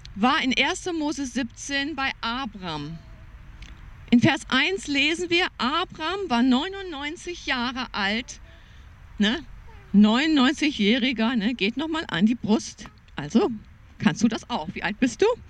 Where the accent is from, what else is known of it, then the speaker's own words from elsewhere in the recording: Germany; Ich war so geprägt als Deutsche